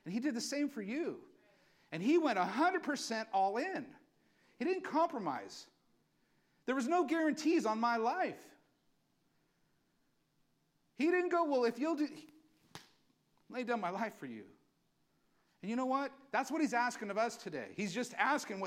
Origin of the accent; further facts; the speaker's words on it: Valley Springs, California, United States; I'm from Valley Springs. Went to church in Burson